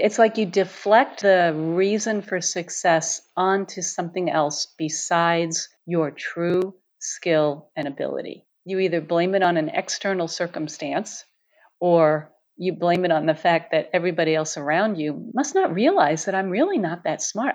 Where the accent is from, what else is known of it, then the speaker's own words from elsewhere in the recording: New York City, New York, United States; moved away; I grew up in New York City, surrounded by bridges and tunnels and tall buildings